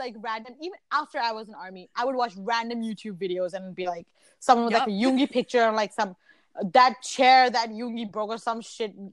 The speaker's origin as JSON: {"language": "English", "region": "central Canada", "country": "Canada", "said": "we're Canadian, we're in Canada"}